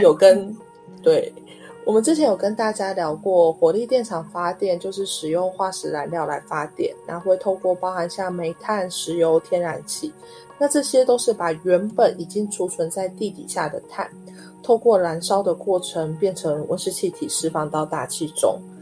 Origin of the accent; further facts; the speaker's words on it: Taiwan; 我们台湾这边